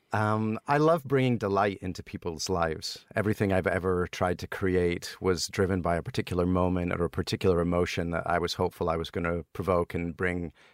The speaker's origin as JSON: {"language": "English", "town": "Helensburgh", "region": "Scotland", "country": "United Kingdom", "tie": "born or raised there", "also_born_or_lived": "Broughty Ferry, Scotland / Boston, United States", "moved": "as an adult", "lives_now": "United States"}